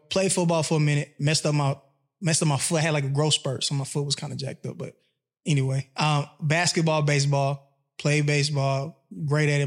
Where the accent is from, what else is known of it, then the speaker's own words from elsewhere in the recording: Atlanta, Georgia, United States; moved away as an adult; also born or lived in Mississippi; I've been in Atlanta since I was seven